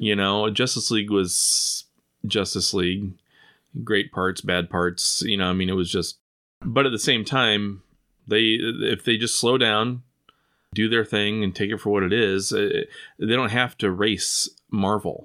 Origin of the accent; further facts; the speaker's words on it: Southwest Iowa, United States; I grew up in Southwest Iowa where, you know, I worked on a farm